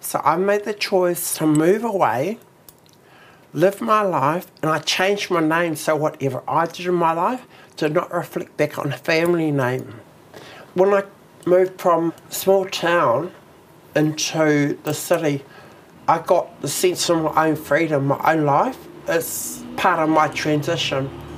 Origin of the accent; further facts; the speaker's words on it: Taranaki, New Zealand; born there; I was born in Taranaki, like.